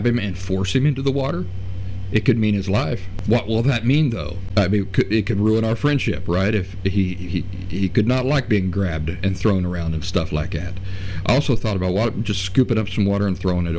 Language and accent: English; Appalachia, United States; accent: Appalachian; my Appalachian accent